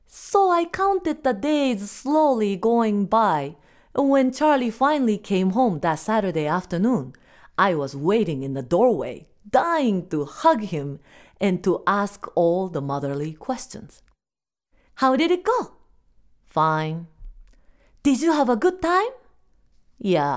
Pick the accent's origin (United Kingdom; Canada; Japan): Japan; first language Japanese; English is a second language; now in United States; we are Japanese